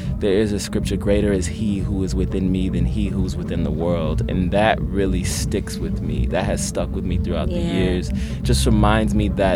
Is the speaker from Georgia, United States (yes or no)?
no; Pensacola, Florida, United States; I grew up on a ranch in Pensacola, Florida